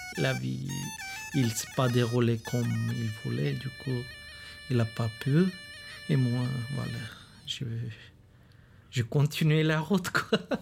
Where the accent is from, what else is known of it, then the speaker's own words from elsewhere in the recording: Bulgaria; French is a second language; moved away as an adult; now in France; en Bulgarie, je suis né là-bas et je suis aussi étranger